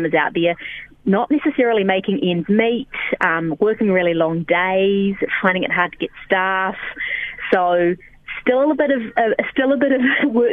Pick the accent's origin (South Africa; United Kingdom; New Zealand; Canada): New Zealand; South Island; I'm born and bred in the South Island